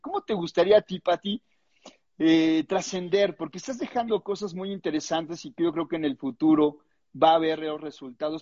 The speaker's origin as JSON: {"language": "Spanish", "country": "Mexico", "said": "levantemos la mano los mexicanos"}